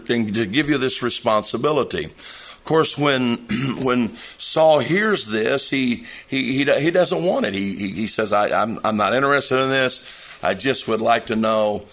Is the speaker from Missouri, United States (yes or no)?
yes; Southeast Missouri, United States; I was born in Southeast Missouri. Of course, if you know anything about Southeast Missouri and around the Kennett area, a lot of farming there. So farming is not something that we're strangers to. My father worked on a farm for a while